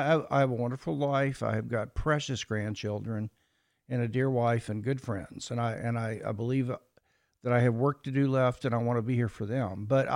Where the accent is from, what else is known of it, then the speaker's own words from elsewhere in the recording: Kansas City, Missouri, United States; born there; Well, I was born in Kansas City, Missouri, and attended a mildly liberal Methodist church as a boy.